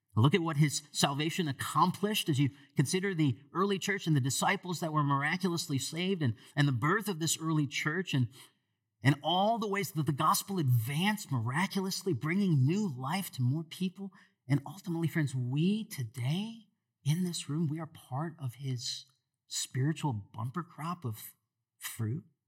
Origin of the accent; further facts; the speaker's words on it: Michigan, United States; moved away; I grew up in Michigan